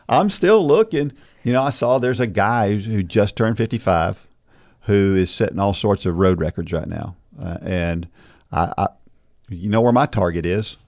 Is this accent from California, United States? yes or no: no; New Jersey, United States; moved away; I was born in New Jersey.